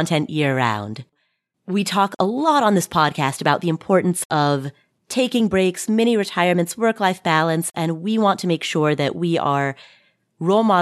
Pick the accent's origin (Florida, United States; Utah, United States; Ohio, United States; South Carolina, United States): Ohio, United States; Cincinnati; I'm from Cincinnati